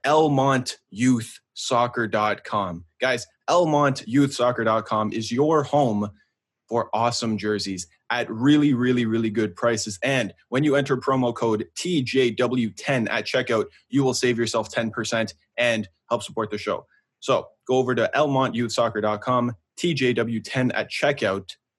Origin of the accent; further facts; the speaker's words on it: Canada; we're from Canada